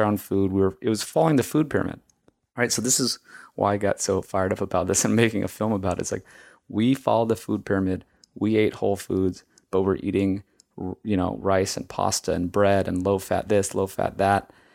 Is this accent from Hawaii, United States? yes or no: yes; Hawaii, United States; moved away; I grew up in Hawaii, and I ate rice with every meal.